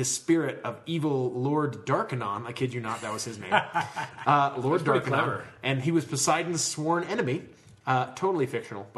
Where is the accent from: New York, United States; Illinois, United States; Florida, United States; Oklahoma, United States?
Florida, United States; Orlando; I grew up in Orlando, so I grew up in like the heart of theme park country.